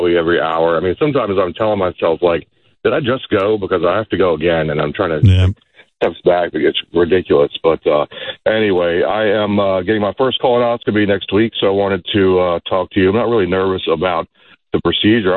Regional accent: United States; also born or lived in Jordan (family); I was born and raised in the United States.

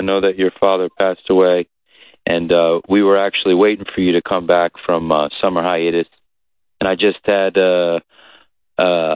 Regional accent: Old Bridge, New Jersey, United States; I'm from Old Bridge, New Jersey

